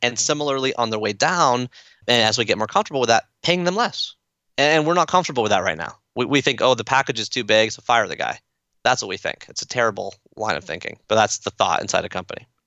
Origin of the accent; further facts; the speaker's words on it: Toronto, Ontario, Canada; I'm from Toronto, so I'm a fan of the Toronto Blue Jays